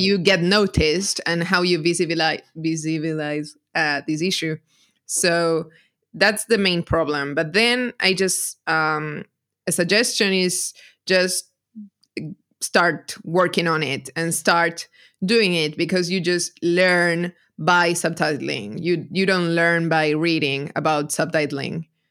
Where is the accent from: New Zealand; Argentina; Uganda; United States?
Argentina; I'm a translator from Argentina.